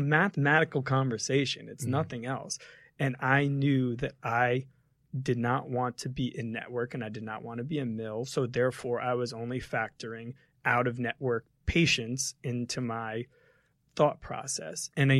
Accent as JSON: {"language": "English", "region": "New Jersey", "country": "United States", "tie": "born or raised there", "said": "But yeah, I grew up in the same house that my mom grew up in, down by the beach in New Jersey, small town."}